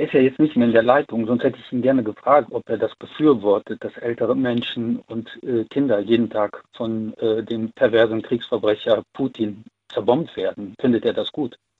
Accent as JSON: {"language": "German", "town": "Siegburg", "region": "North Rhine-Westphalia", "country": "Germany", "said": "ich komme aus Siegburg"}